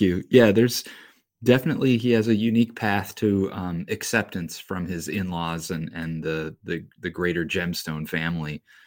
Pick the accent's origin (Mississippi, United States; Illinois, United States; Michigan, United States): Illinois, United States; Joliet; I grew up in Joliet, Illinois